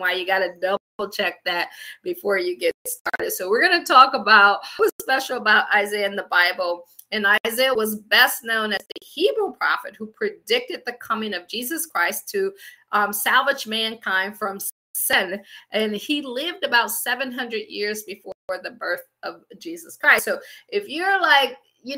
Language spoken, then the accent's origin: English; Akron, Ohio, United States; moved away as an adult; also born or lived in Washington, D.C. / Baltimore / Pittsburgh; I'm from Akron, Ohio. I always say I grew up shy, shelter, and in church basically 6 days a week.